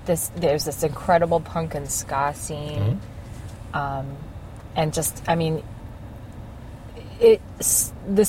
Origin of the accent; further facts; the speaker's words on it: Florida, United States; moved away as an adult; I had been at this station for 7 years. It was my hometown